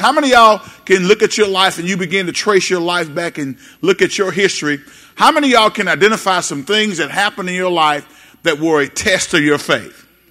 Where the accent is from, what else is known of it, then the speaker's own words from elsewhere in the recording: Benton, Louisiana, United States; I'm from Benton. It's cool to be from Benton.